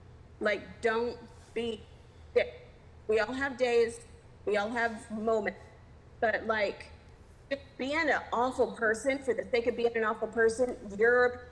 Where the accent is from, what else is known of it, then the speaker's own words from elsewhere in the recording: Texas, United States; moved away; I'm from Texas originally.